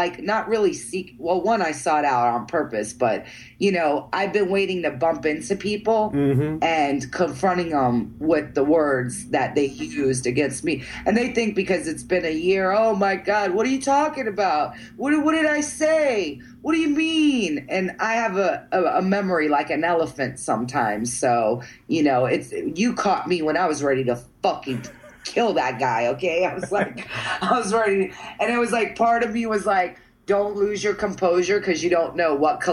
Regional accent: New York, United States; moved away; also born or lived in Central Florida; I grew up in New York with a bunch of Puerto Ricans

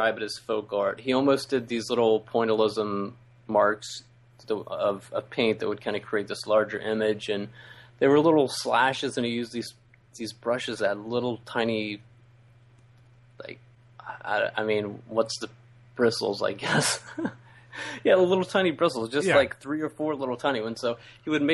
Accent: West Virginia, United States; now in Ohio, United States; I grew up in West Virginia.

